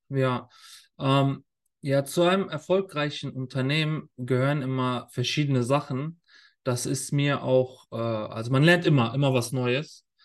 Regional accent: Germany; moved away as an adult; now in Qatar; die Schulen bei uns in Deutschland

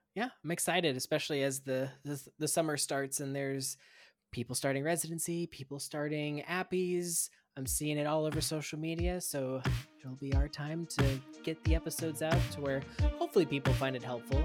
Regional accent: Kansas, United States; moved away as an adult; also born or lived in Florida / Minnesota; now in Missouri, United States; I went to school in Kansas

